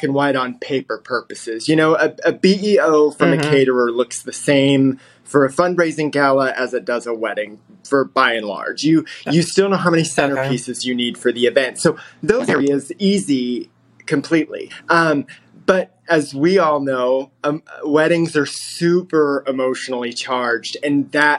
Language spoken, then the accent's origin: English; Texas, United States; also born or lived in Reno, Nevada; now in Houston, United States; I'm originally from Texas, but life had taken me to Reno, Nevada, and I had moved to Houston a little over 11 years ago